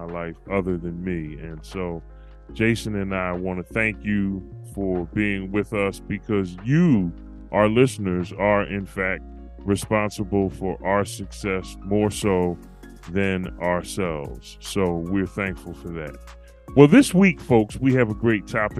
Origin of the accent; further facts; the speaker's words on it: Philadelphia, Pennsylvania, United States; moved away as an adult; now in Walla Walla, United States; I moved from my hometown, Philadelphia, PA, all the way out to Walla Walla, Washington